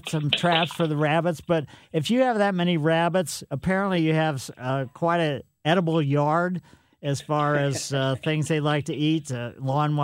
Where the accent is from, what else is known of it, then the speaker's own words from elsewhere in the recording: Ellisville, United States; I grew up in Ellisville